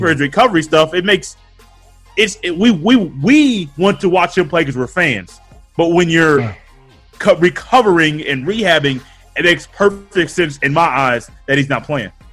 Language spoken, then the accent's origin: English; Indianapolis, Indiana, United States; my hometown team, the Pacers